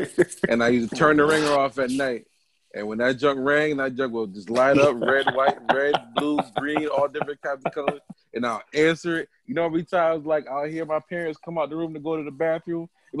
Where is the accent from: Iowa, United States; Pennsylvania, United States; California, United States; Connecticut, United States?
Connecticut, United States; New Haven; I'm from New Haven